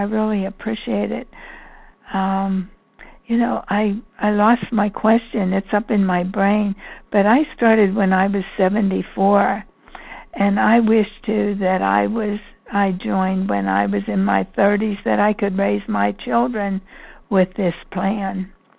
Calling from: Pennsylvania, United States; from Pennsylvania.

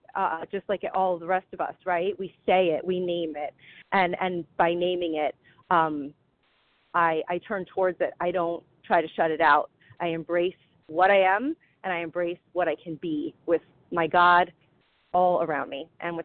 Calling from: New Jersey, United States; from New Jersey.

